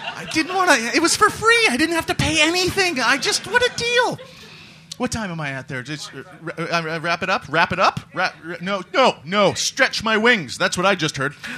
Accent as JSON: {"language": "English", "country": "Canada", "moved": "yes", "lives_now": "London, United Kingdom", "said": "the foreigners, like myself, I'm Canadian"}